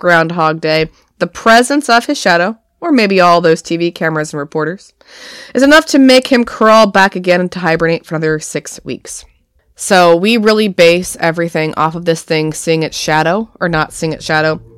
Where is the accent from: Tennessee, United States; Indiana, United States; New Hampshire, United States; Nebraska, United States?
New Hampshire, United States; now in Pennsylvania, United States; I'm from New Hampshire.